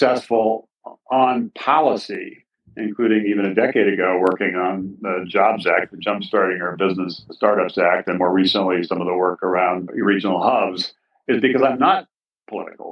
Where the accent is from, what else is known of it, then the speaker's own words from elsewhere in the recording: Hawaii, United States; moved away as an adult; also born or lived in Massachusetts / Ohio / Kansas / Northern Virginia; my experience growing up in Hawaii